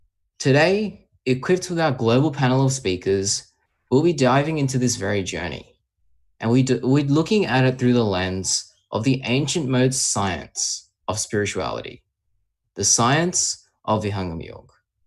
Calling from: Australia; I'm joining from Australia.

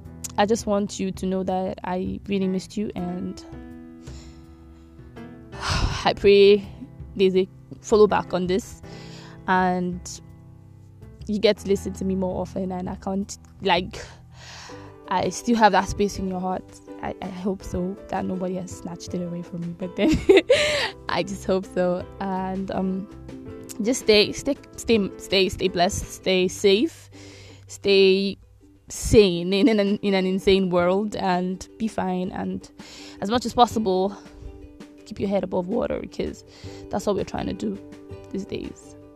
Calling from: Nigeria; I'm currently recording from Nigeria and I do not want to be arrested.

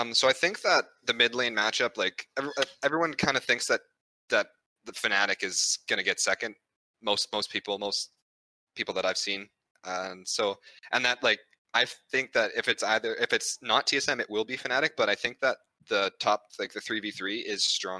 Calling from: Edmonton, Alberta, Canada; Edmonton, Alberta, Canada.

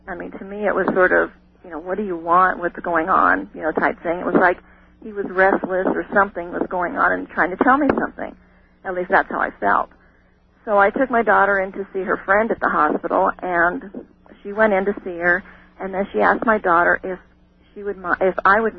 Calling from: Crowheart, Wyoming, United States; also born or lived in Oregon; I'm calling from Crowheart, Wyoming.

